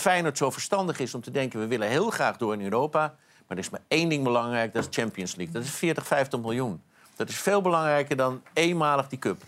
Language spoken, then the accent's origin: Dutch; Amsterdam, North Holland, Netherlands; ik ben opgegroeid in Amsterdam.